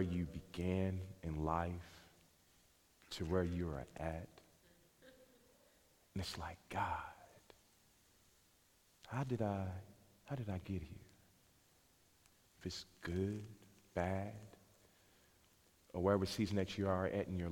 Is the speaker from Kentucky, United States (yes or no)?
yes; Louisville, Kentucky, United States; I grew up in West Louisville.